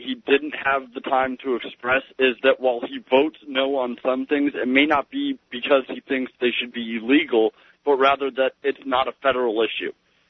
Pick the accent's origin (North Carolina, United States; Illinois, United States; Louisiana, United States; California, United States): California, United States; Los Angeles; also born or lived in Florida; now in New Hampshire, United States; I was raised in Los Angeles and then in Florida, so mm-hmm. I'm used to the beach, and so that's, you know, definitely comforting.